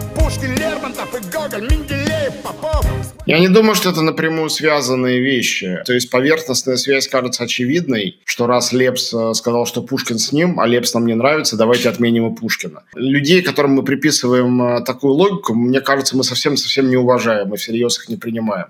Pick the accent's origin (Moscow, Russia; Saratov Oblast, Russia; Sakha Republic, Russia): Moscow, Russia; moved away as an adult; я москвич, я россиянин. Потому что я, хотя я не живу в Москве и не живу в России сегодня